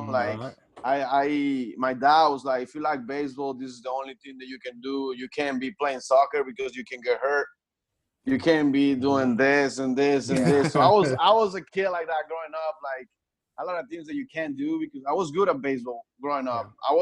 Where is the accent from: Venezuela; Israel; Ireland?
Venezuela; Punto Fijo, Falcón; English is a second language; now in United States; I grew up in Punto Fijo. The state is Falcón